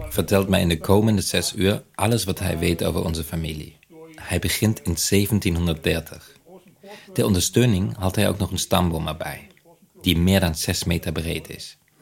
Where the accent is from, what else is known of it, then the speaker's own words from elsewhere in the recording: Germany; accent: German; Dutch is a second language; moved away as an adult; now in Netherlands; Andersom was ik in Nederland een Duitser